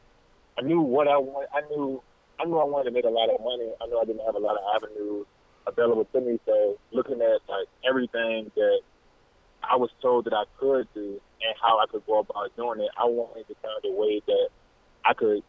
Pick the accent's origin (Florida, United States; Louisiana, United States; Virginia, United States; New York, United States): Virginia, United States; Petersburg; now in Charlottesville, United States; I'm from Petersburg, Virginia, but at this exact moment, I'm living in Charlottesville, Virginia